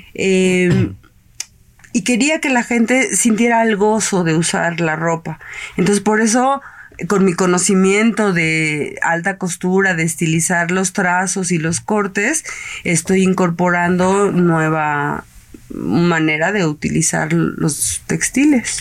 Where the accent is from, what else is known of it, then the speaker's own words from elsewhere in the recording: Mexico; esa parte de cultura que nosotros tenemos como mexicanos